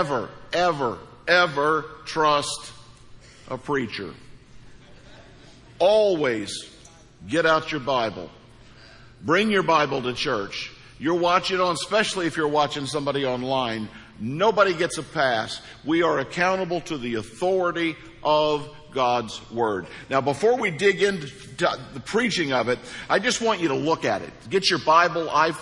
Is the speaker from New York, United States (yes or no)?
no; Hawk Point, Missouri, United States; moved away; I'm from Hawk Point, Missouri. So things are different. Things were different there